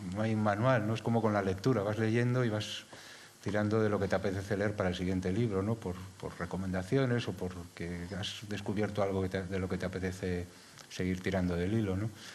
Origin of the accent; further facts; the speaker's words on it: Madrid, Community of Madrid, Spain; now in Galapagar, Spain; no soy madrileño, ahora soy de Galapagar.